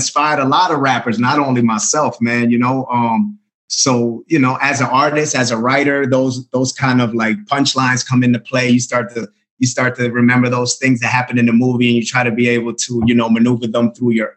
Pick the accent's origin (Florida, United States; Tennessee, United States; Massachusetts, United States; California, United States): Florida, United States; being a Florida guy